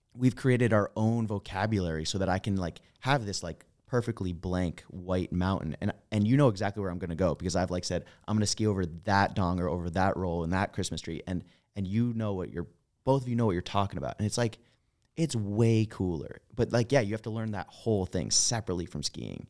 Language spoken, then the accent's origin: English; East Coast, United States; I'm from the East Coast